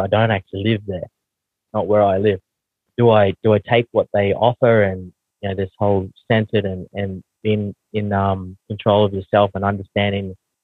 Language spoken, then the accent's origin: English; Australia; accent: heavy Aussie; also born or lived in New Zealand; I don't realize how heavy my Aussie accent is